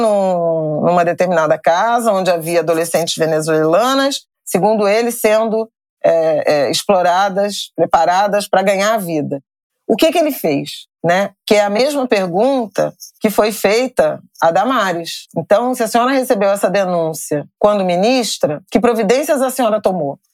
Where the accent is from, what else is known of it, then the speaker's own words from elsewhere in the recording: Rio de Janeiro, Brazil; Eu sou do Rio de Janeiro